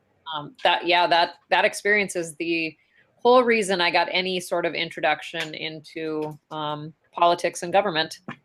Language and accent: English; Ray, North Dakota, United States; I grew up in Ray, North Dakota